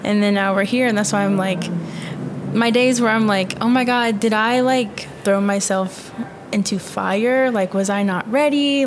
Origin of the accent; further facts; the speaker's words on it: Virginia, United States; moved away as an adult; now in Tucson, United States; I'm from Virginia